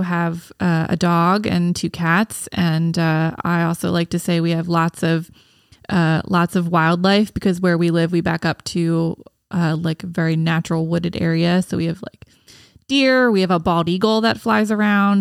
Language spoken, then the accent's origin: English; Gibbsboro, New Jersey, United States; also born or lived in Baltimore; I grew up in Gibbsboro